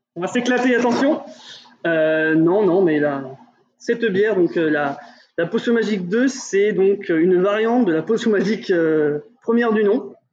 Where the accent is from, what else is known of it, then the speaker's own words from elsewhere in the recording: Burgundy, Bourgogne-Franche-Comté, France; on vient de Bourgogne